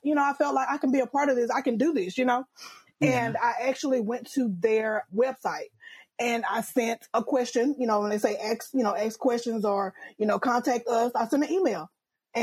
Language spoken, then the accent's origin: English; Louisiana, United States; I'm from Louisiana